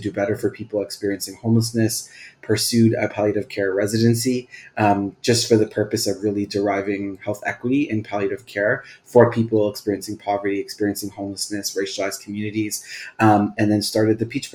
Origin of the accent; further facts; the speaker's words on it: Toronto, Ontario, Canada; I was born and raised in Scarborough, Ontario